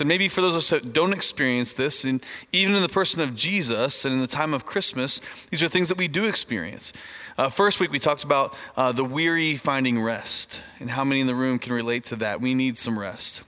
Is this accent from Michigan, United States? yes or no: no; Indiana, United States; moved away; I grew up in Indiana, which is a, a far off land uh, in the north part of our country